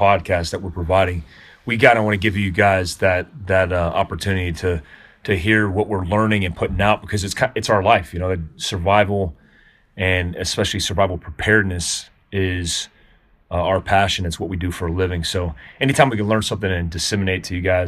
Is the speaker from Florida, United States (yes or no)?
yes; Daytona Beach, Florida, United States; now in Jackson, United States; I grew up in Daytona Beach